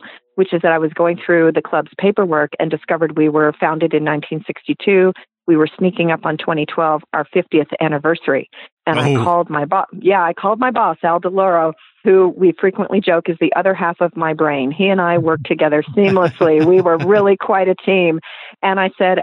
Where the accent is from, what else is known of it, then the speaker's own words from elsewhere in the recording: Los Angeles, California, United States; moved away; I grew up in Los Angeles